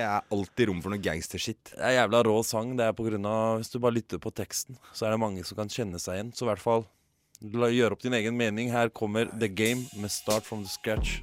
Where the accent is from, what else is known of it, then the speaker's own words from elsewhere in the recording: Norway; first language Norwegian; Jeg er norsk